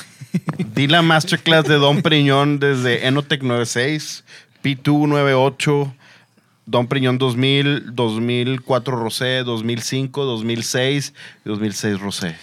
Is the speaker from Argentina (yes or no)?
no; Monterrey, Nuevo León, Mexico; soy regio